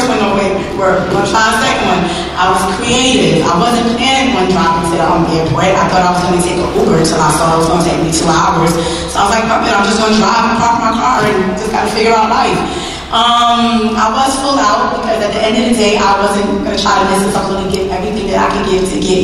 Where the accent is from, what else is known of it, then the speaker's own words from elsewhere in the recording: New York, United States; I'm from New York